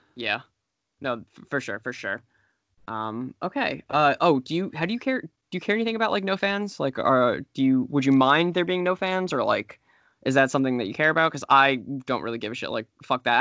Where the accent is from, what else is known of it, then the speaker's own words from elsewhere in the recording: New York City, New York, United States; I grew up in the New York City area